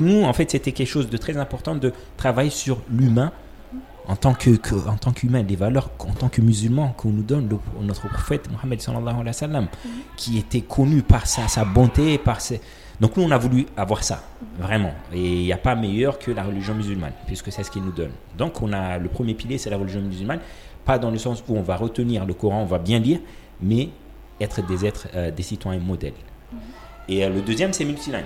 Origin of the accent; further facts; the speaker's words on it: Comoros; also born or lived in Malaysia; Et je suis né et grandi aux Comores